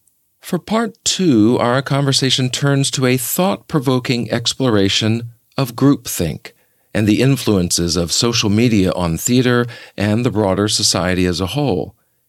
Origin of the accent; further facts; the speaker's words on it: the South, United States; You know, I'm from the South. There's a certain way that Southerners go through life. I grew up in the church.